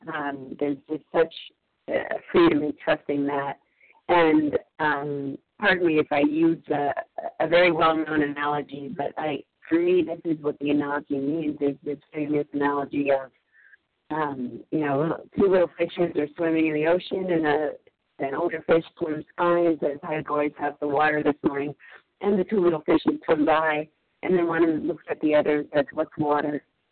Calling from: Massachusetts, United States; I'm calling in from Massachusetts

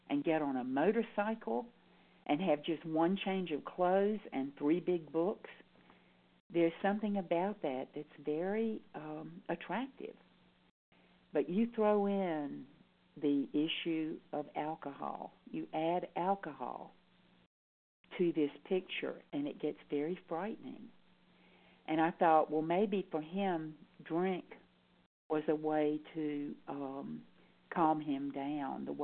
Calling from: North Carolina, United States; I'm calling in from North Carolina.

